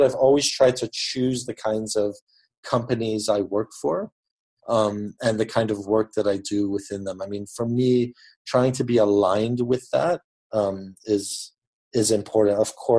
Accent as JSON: {"language": "English", "country": "Papua New Guinea", "tie": "born or raised there", "said": "I grew up in Papua New Guinea in the Pacific Islands, and I went to an international school."}